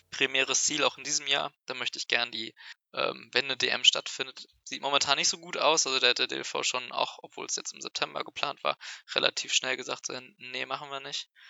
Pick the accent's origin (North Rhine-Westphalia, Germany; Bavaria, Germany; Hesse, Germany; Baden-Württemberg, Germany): North Rhine-Westphalia, Germany; Dortmund; now in Münster, Germany; Also ich komme ja ursprünglich auch aus Dortmund.